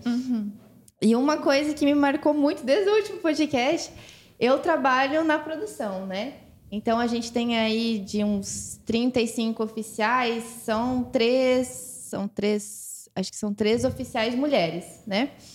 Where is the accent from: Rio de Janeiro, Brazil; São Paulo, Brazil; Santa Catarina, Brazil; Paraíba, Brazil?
Santa Catarina, Brazil; eu sou de Santa Catarina